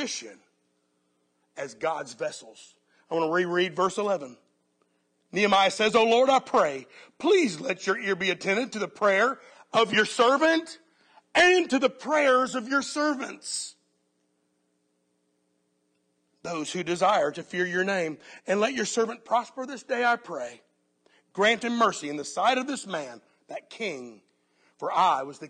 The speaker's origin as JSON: {"language": "English", "country": "United States", "said": "as American Christians"}